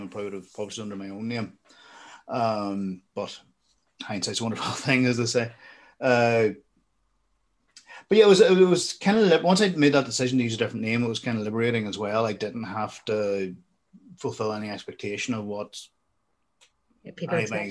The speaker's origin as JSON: {"language": "English", "town": "Armagh", "region": "Northern Ireland", "country": "United Kingdom", "tie": "born or raised there", "said": "I went to the Royal School in Armagh"}